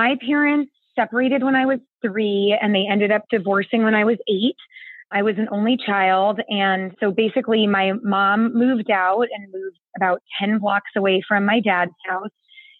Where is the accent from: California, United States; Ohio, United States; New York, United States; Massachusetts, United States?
California, United States; I am from the San Francisco Bay Area, but I have lived all over the world. I've actually moved 25 times.